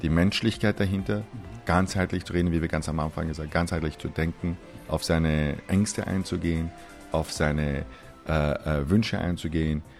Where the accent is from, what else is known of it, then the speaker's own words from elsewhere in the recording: Austria; also born or lived in Iran / United States; ich bin in Österreich aufgewachsen, aber Iraner